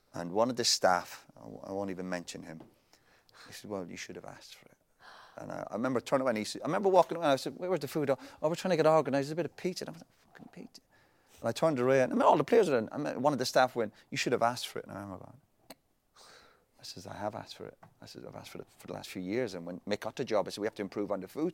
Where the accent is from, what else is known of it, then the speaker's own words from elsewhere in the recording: Ireland; we're Irish